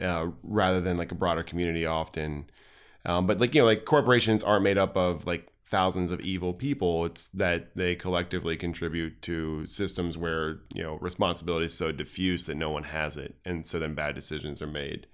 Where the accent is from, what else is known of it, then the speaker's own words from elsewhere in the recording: Cincinnati, Ohio, United States; grew up in Clifton